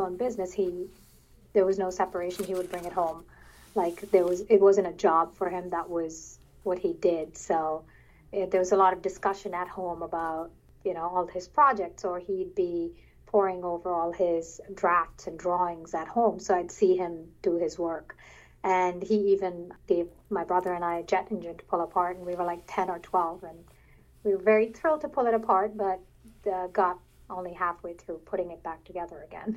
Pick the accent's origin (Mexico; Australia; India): India; Chennai, Tamil Nadu; moved away as an adult; also born or lived in Troy, New York; now in United States; I grew up in Chennai, which is a seaside city in southern India